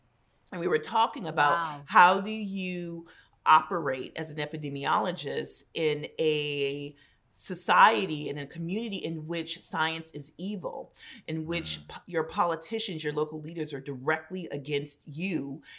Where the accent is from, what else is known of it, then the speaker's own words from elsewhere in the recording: United States; being an American